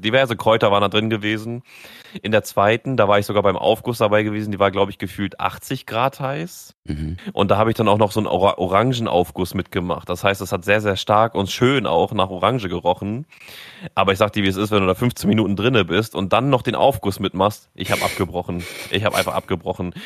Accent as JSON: {"language": "German", "region": "Northern Germany", "country": "Germany", "said": "kommst du da als Norddeutscher an, sagst immer Moin"}